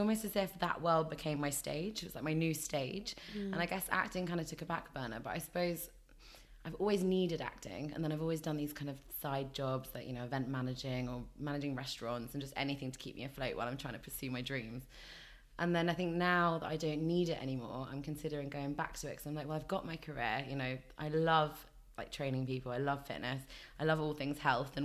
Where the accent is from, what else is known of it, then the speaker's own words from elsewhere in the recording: London, United Kingdom; I'm from London